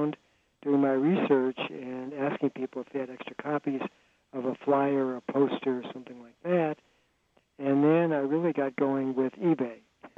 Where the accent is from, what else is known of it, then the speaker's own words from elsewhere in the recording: Los Angeles, California, United States; I was growing up in Los Angeles in the 1950s